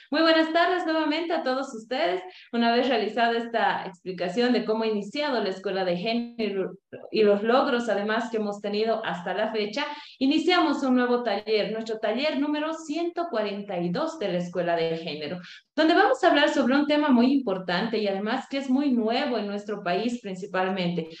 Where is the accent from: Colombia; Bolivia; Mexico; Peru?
Bolivia; also born or lived in Cochabamba; nuestro país, Bolivia